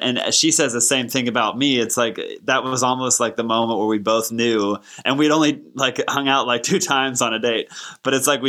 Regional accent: Texas, United States; I grew up in Texas, and that's the first time I heard it. I would have been probably two or three.

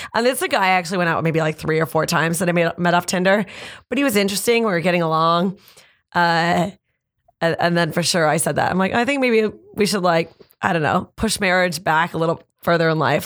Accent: Canada; we already kind of knew as Canadian comics

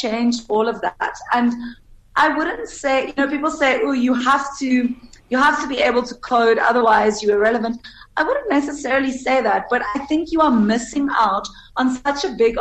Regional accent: South Africa

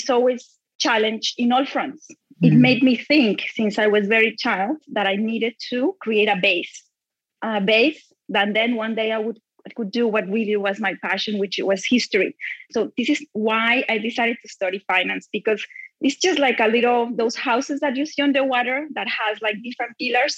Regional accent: Bogota, Colombia; I grew up in Bogota, Colombia, in very difficult times

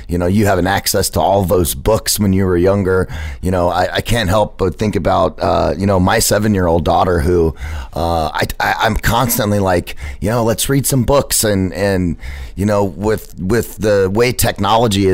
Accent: Phoenix, Arizona, United States; I lived in Central Phoenix or Metro Phoenix over near Metro Center, 35th Avenue in Glendale

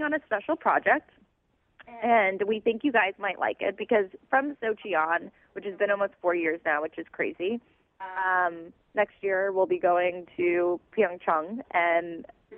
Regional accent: New Jersey, United States; I'm from Jersey

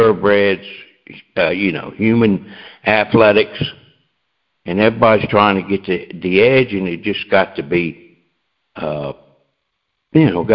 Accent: Delaware, United States; I'm from Delaware

